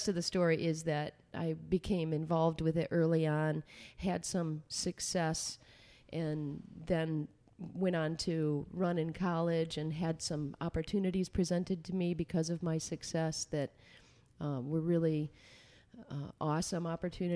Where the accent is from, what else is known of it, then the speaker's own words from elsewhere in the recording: Alma, Michigan, United States; I grew up in a little farm town called Elma.